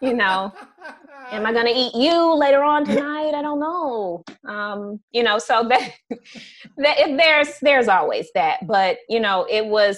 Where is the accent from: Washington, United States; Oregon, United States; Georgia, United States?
Georgia, United States; Atlanta; also born or lived in upstate New York; now in California, United States; born and raised in Atlanta, grew up there